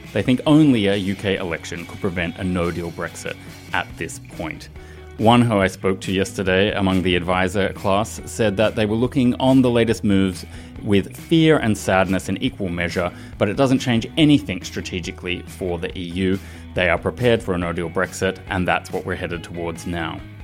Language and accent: English; Australia; moved away as an adult; also born or lived in London; now in Brussels, Belgium; I grew up in Australia, studied in Australia